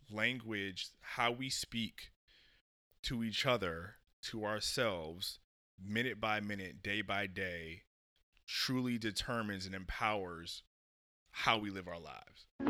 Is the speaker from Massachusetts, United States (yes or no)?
yes; Springfield, Massachusetts, United States; I was born in Springfield, Massachusetts